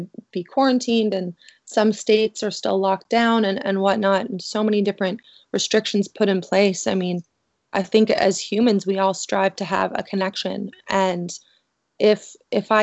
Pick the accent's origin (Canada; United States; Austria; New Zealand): Canada; I'm originally from Canada